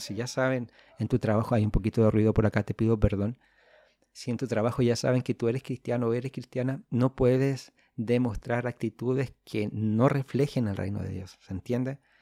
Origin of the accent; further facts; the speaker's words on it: Chile; soy de Chile, del hermoso país de Chile.